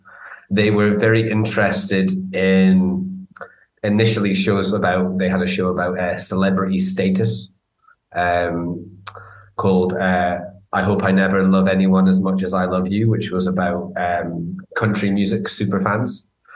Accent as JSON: {"language": "English", "town": "Edinburgh", "region": "Scotland", "country": "United Kingdom", "tie": "born or raised there", "said": "I grew up in Edinburgh. I grew up, so I've lost it now."}